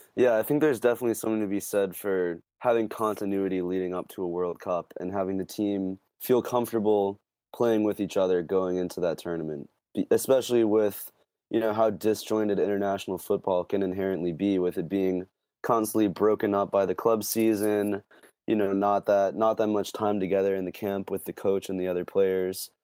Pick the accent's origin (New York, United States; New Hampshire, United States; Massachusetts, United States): Massachusetts, United States; Boston; as a Bostonian myself